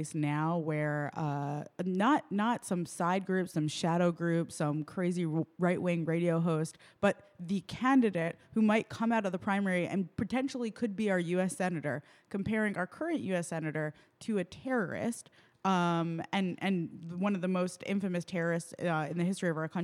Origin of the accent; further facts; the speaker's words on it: New York, United States; as a New Yorker, who was like a very terrified teenager, my first week of high school